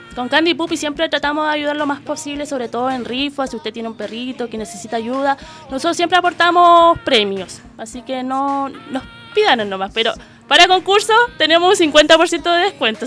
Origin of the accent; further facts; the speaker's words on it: La Florida, Santiago Metropolitan Region, Chile; Soy de la Florida